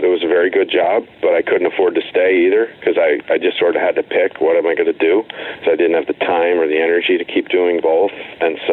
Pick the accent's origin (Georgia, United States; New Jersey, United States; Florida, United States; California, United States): New Jersey, United States; Western; I grew up in Western New Jersey on what was like a 100-acre non-working